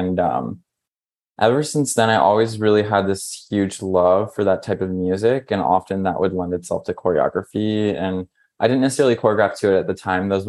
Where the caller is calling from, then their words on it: Brooklyn, New York, United States; So I'm here at home in Brooklyn in New York.